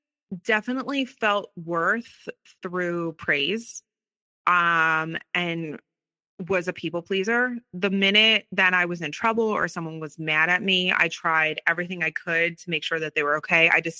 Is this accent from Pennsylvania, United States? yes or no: yes; Philadelphia, Pennsylvania, United States; Yeah, so I grew up right outside of Philadelphia, born and raised.